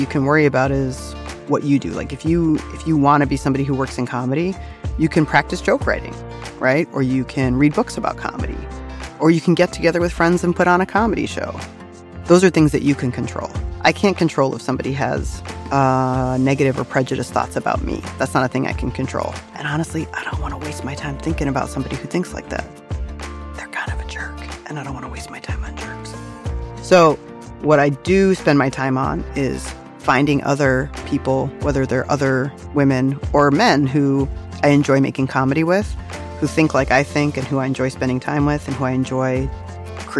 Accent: Virginia, United States; now in New York City, United States; I grew up in Virginia

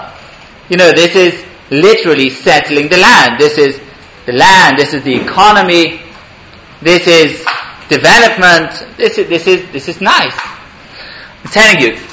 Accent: England, United Kingdom; now in Israel; I grew up in England

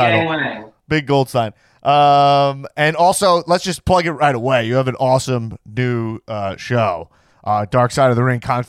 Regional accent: Long Island, New York, United States; I'm from Long Island. It's hard to pronounce S's.

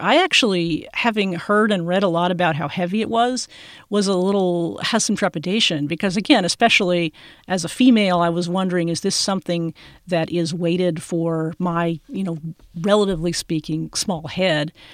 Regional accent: Austin, Texas, United States; here in my hometown, Austin, Texas

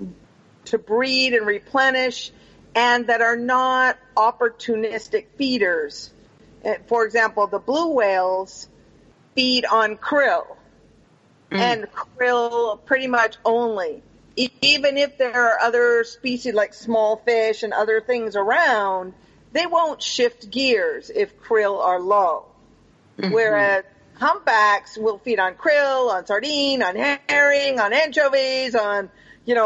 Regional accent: Pacific Northwest, United States; moved away; also born or lived in Panama; I grew up in the Pacific Northwest

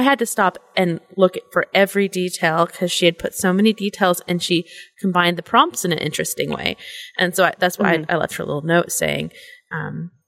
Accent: San Francisco, California, United States; moved away; I grew up in San Francisco area

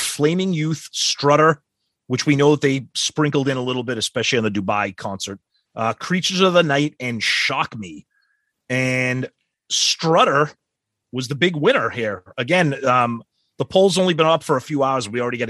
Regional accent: Cheyenne, Wyoming, United States; I'm originally from Cheyenne, and I went back to see … on this tour.

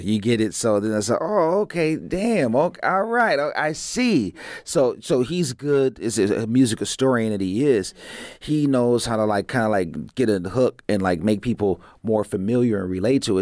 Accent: Pasadena, California, United States; I grew up in Pasadena

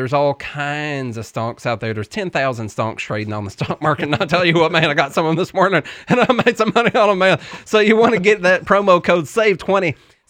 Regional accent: Tennessee, United States; That's how you can tell I'm from Tennessee.

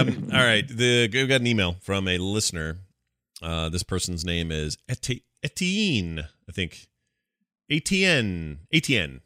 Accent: the American South, United States; I'm from the American South.

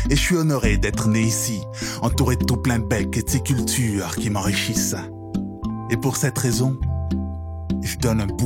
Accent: Quebec, Canada; Parce que faut pas oublier que je suis québécois, moi aussi.

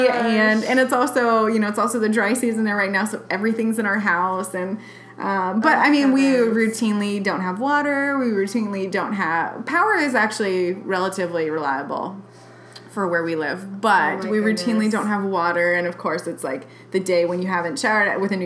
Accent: Eugene, Oregon, United States; moved away as an adult; now in Managua, Nicaragua; growing up in Oregon, raspberry and blackberry jam and jelly was always such a thing

